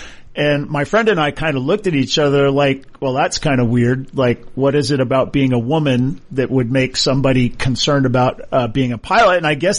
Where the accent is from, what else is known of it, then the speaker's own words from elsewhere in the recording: Hawaii, United States; I growing up in Hawaii, and I went to Punahou, which is a great private school in Hawaii, one of the best in the world